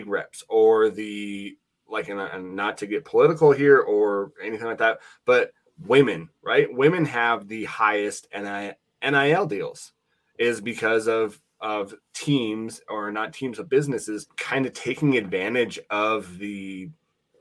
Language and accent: English; Laurel, Montana, United States; now in Wyoming, United States; I grew up in Montana. I live in Wyoming. And so, you know, I grew up in Laurel, Montana.